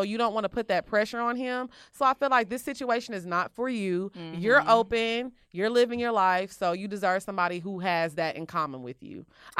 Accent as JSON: {"language": "English", "country": "South Africa", "lives_now": "Miami, United States", "said": "I'm all the way from Wakanda, LOL. I'm from South Africa."}